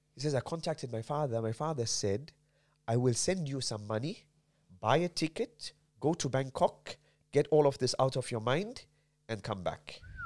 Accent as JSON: {"language": "English", "country": "South Africa", "tie": "born or raised there", "also_born_or_lived": "Medina", "moved": "yes", "said": "I'm born and bred in South Africa"}